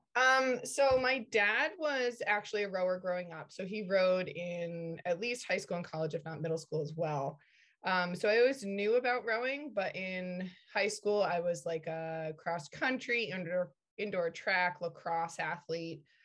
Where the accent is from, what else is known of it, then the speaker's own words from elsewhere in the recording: Connecticut, United States; I grew up in Connecticut